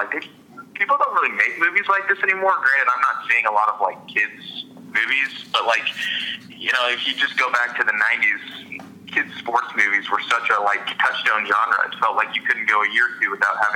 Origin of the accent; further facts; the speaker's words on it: Kansas City, United States; I grew up in Kansas City